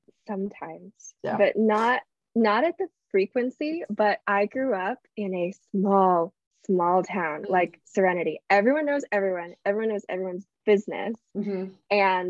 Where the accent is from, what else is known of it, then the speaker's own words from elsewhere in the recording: Atlanta, Georgia, United States; I grew up in the South.